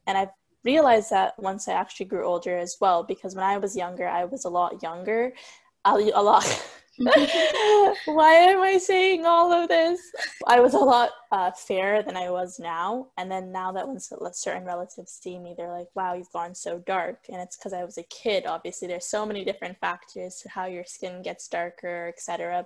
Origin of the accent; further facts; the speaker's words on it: Somalia; moved away; I'm from Somalia